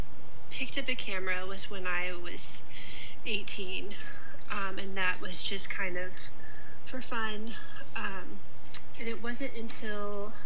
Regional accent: South Carolina, United States; moved away as an adult; also born or lived in Virginia; now in Mississippi, United States; I was born in Virginia, grew up in South Carolina, and then moved to Mississippi

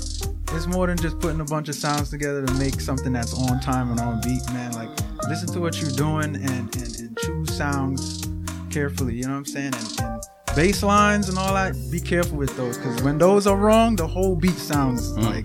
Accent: New York City, New York, United States; now in Schenectady, United States; Yeah, I'm from Brooklyn, New York. Right now, upstate New York in Schenectady.

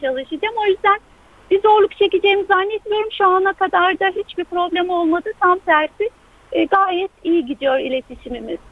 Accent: Eskişehir, Turkey; moved away as an adult; Orada doğdum. Üniversiteye kadar orada yaşadım.

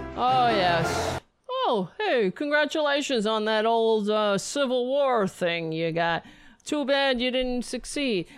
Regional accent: United States; as an American

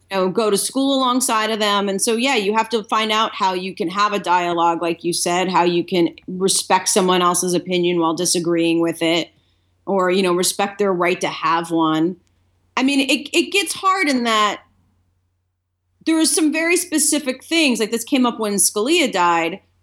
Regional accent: Delaware, United States; moved away as an adult; also born or lived in Boston; now in Los Angeles, United States; I grew up in Delaware

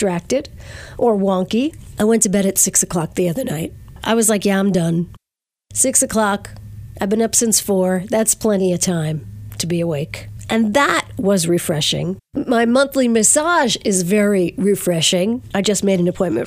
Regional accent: Verplanck, New York, United States; Mount Carmel Hall in Verplank, my hometown

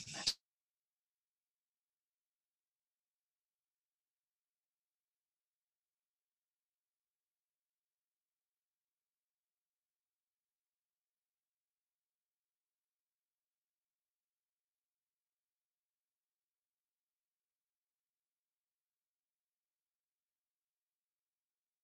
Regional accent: Philadelphia suburbs, Pennsylvania, United States; I grew up in the Philadelphia suburbs

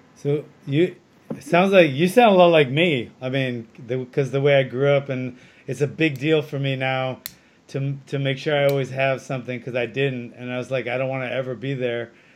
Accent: Hawaii, United States; born or raised there; moved away

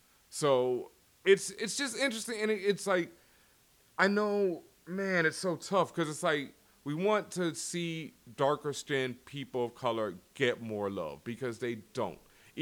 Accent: Houston, Texas, United States; Like, I grew up in Houston. You know, I had curly-ass hair. I was a geek to all geeks. I did not play football. I was just, you know, not what most people expected. I didn't sound like I was from Houston.

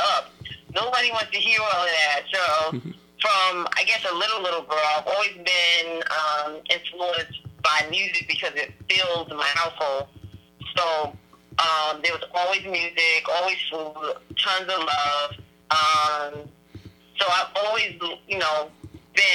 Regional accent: Passaic, New Jersey, United States; in our town, I come from Passaic, and it's a really small town

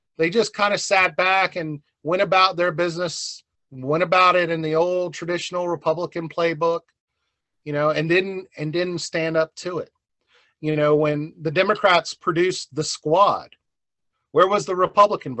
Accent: South Carolina, United States; moved away as an adult; also born or lived in Arizona / Boone, North Carolina; now in North Carolina, United States; I'm originally born and raised in South Carolina

